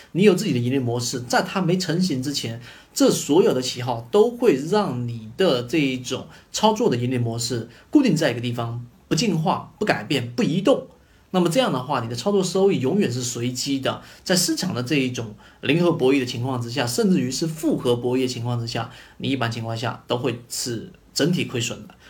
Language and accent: Chinese; China; 我们中国人的这种教育体制